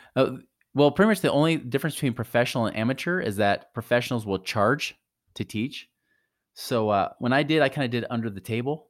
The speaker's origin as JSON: {"language": "English", "area": "near Portland", "region": "Oregon", "country": "United States", "tie": "born or raised there", "said": "I grew up near Portland, Oregon"}